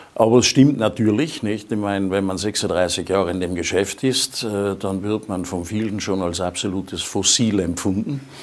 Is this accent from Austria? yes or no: yes; Sölden, Tyrol, Austria; in meiner Heimatgemeinde